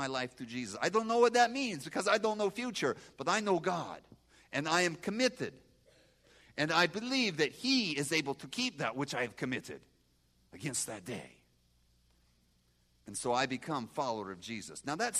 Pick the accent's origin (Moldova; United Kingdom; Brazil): Moldova; moved away; I grew up in Moldova, and we are agriculture area